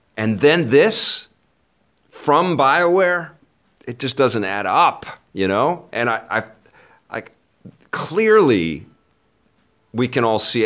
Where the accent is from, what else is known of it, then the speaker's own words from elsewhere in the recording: Canada; as a Canadian